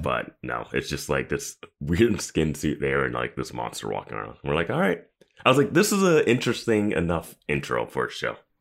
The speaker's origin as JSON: {"language": "English", "region": "Maryland", "country": "United States", "said": "we're just from Maryland"}